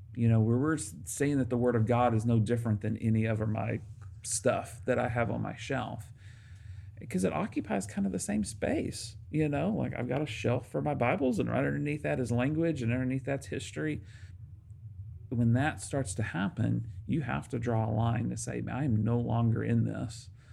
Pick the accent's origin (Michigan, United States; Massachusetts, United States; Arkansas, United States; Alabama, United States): Arkansas, United States; moved away; I grew up in Arkansas